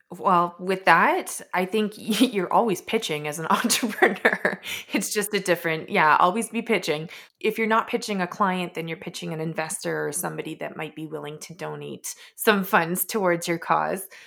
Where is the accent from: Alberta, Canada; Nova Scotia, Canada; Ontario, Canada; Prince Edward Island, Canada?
Alberta, Canada; Edmonton; also born or lived in Vancouver; born and raised in Edmonton, did spend some time out in Vancouver, but came back.